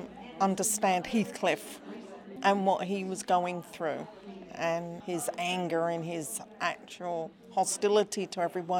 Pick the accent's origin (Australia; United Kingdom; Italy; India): United Kingdom; London; I'm from London.